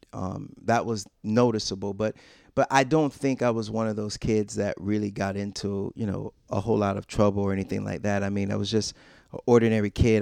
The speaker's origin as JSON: {"language": "English", "town": "Rochester", "region": "New York", "country": "United States", "tie": "born or raised there", "said": "I was born and raised, um, for the most part, I'm from Rochester, New York"}